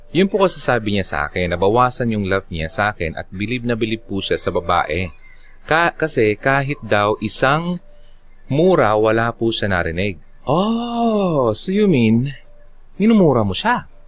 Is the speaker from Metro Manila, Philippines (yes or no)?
no; Bicol Region, Philippines; Actually, taga Bicol ako.